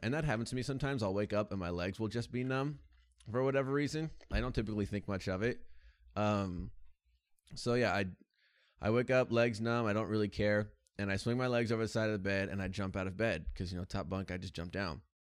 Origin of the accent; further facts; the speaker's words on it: United States; as an American